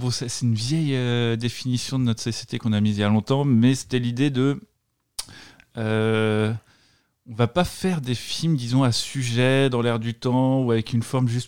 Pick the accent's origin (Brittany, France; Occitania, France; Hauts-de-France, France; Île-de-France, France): Brittany, France; bah, j'ai 36 ans maintenant, donc je suis né en 1986 en Bretagne.